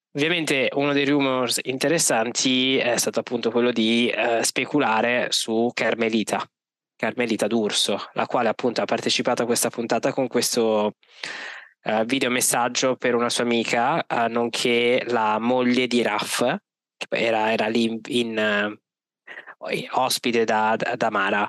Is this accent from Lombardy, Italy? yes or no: yes; Milan, Lombardy, Italy; io da milanese